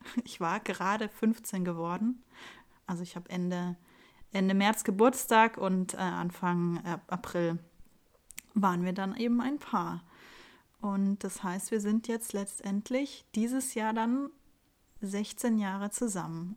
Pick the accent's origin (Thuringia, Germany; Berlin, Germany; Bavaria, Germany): Bavaria, Germany; Munich; ich bin Münchner Kindel, ähm, bin im, im Lehel aufgewachsen